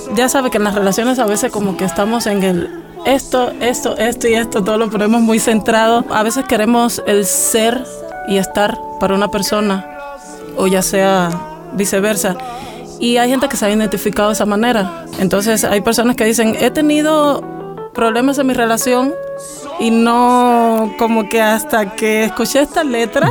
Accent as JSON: {"language": "Spanish", "country": "Cuba", "tie": "born or raised there", "said": "soy cubana, nacida, criada y como digo yo, crecida de pura raíz"}